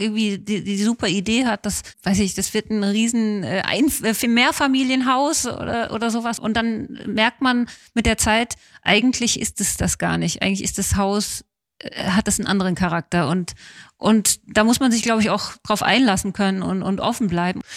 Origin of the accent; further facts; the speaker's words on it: Hamburg, Germany; ich als Hamburgerin